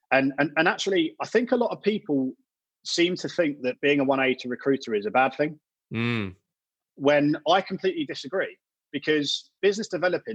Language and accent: English; Brighton, South East England, United Kingdom; I'm from Brighton, so I knew a lot of people in Brighton